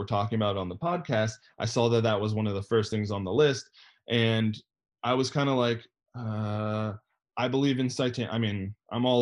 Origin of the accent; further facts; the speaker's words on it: United States; As an American